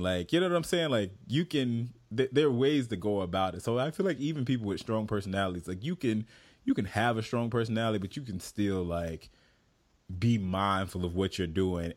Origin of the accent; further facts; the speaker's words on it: the South, United States; I'm from the South.